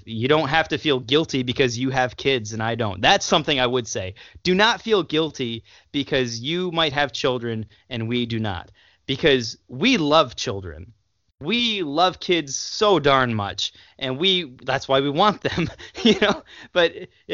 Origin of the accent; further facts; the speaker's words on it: United States; as an American